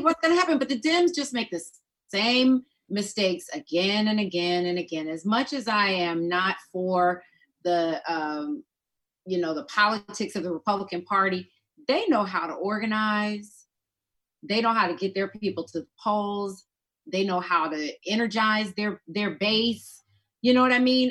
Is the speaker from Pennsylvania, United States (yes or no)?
no; Georgia, United States; I'm from Georgia.